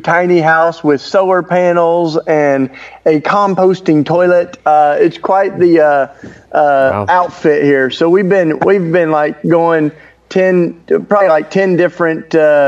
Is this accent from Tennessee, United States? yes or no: yes; East Tennessee, United States; accent: southern; moved away as an adult; now in Philadelphia, United States; I'm totally Tennessee boy. Yeah, I grew up in East Tennessee, outside the Smoky Mountains